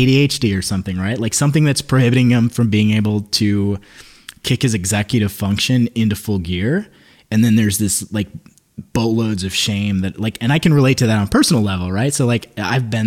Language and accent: English; Midwest, United States; We're from the Midwest